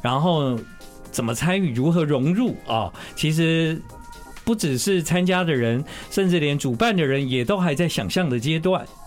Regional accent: Tainan, Taiwan; now in Taipei, Taiwan; 我从小到大就是在中西区长大的

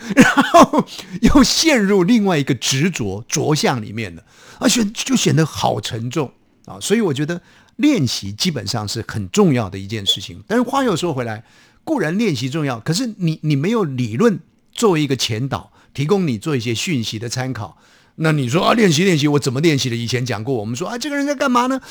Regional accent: Taiwan; 我们台湾话其实更早的语言

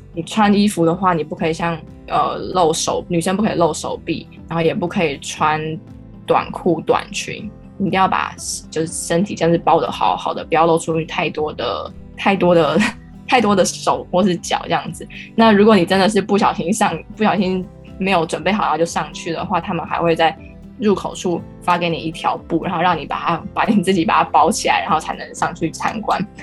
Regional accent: Taiwan; 身为台湾人，我好像忘记了我们原本的文化是什么

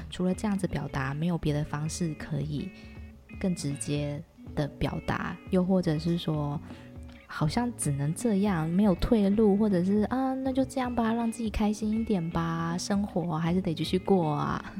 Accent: Taichung, Taiwan; moved away as an adult; now in Thailand; 因为我之前是住在城市嘛，我是台中人，所以我就觉得台中的公园。面积也都蛮小的

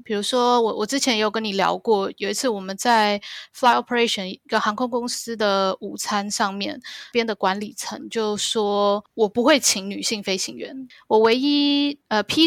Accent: Taiwan; now in Hong Kong; 忘了说婷婷跟我都是台湾人。对，我们，我在台湾长大的

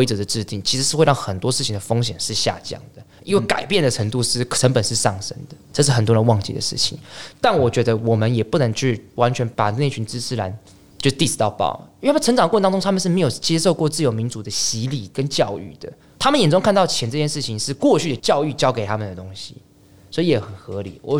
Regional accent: Taiwan; 从三一八后，大家非常了解到一件事，就是哎，我是台湾人，我不是中国人。

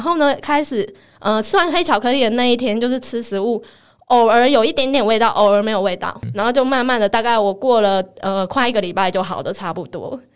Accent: Taiwan; accent: Taiwanese-accented Mandarin (臭林呆); 或者像我讲话比较没有那么字正腔圆， 就比较没有像这样子，然后比较没有大陆腔

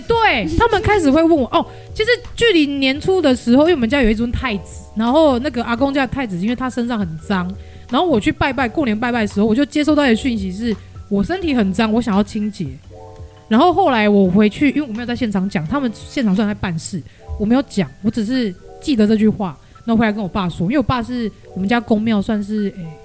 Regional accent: Tainan, Taiwan; moved away; also born or lived in Taipei; 我是爸爸妈妈都是台南人，我土生土长台南人

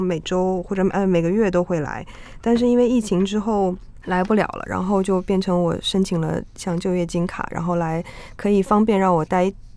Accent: China; also born or lived in Hong Kong; now in Taipei, Taiwan; 我在中国是一个在暴力城市化下长大的小孩

